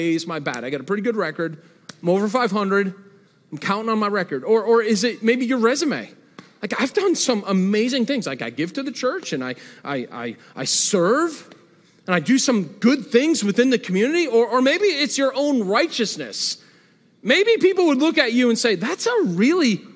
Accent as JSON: {"language": "English", "region": "Northeast", "country": "United States", "moved": "yes", "said": "I'm from the Northeast"}